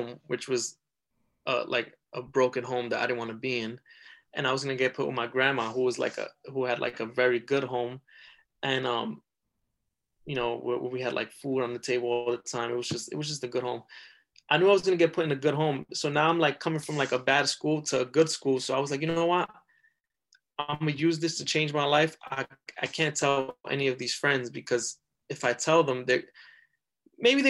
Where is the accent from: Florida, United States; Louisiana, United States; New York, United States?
New York, United States; New York City; I grew up in the South Bronx